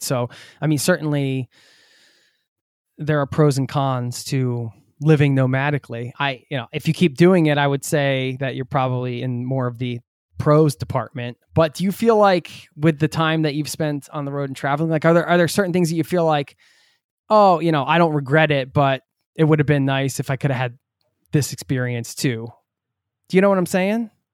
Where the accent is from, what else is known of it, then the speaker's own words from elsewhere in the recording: United States; I'm from the States as well